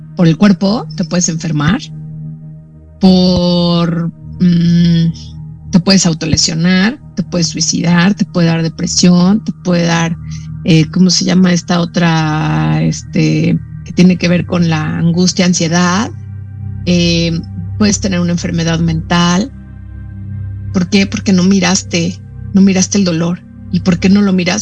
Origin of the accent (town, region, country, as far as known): Mexico; also born or lived in Brazil